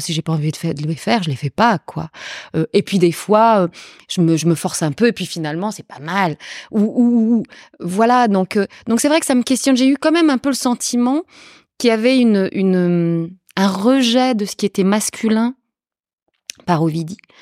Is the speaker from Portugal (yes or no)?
yes; Portugal; moved away; je suis portugaise. Je suis née au Portugal